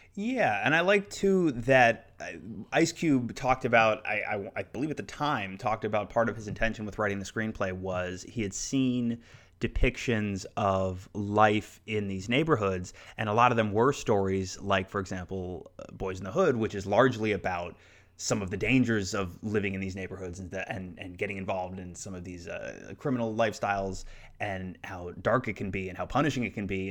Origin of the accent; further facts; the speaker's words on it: South Florida, United States; when I was growing up in South Florida